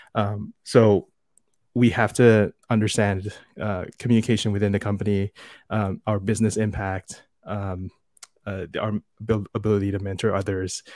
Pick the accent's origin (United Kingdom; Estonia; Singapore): Singapore; also born or lived in United States; I am born and raised in Singapore, where I am right now